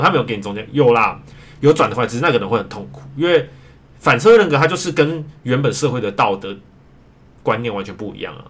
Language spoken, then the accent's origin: Chinese; rural Miaoli, Miaoli County, Taiwan; 毕竟我是乡下的，就是我， 我是出生在苗栗乡下嘛